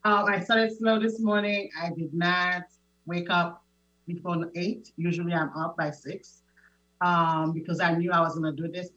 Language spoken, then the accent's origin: English; Haiti; moved away; I am originally from Haiti. I was born and raised